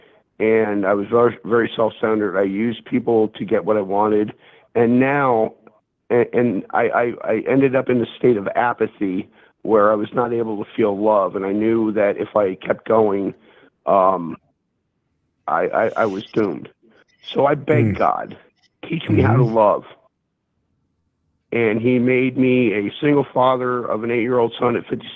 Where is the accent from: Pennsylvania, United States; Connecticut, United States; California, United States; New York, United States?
Pennsylvania, United States; near Philadelphia; moved away; also born or lived in Bible Belt; I grew up near Philadelphia, so I mean, I live in the Bible Belt in Redneckville